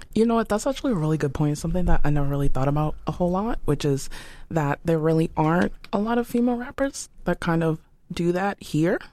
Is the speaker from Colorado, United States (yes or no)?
no; Boston, Massachusetts, United States; I grew up poor. I'm from Dorchester